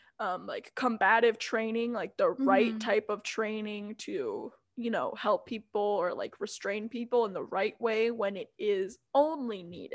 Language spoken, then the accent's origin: English; Minnesota, United States; I, like, used to be proud to be like, yeah, I'm Minnesotan.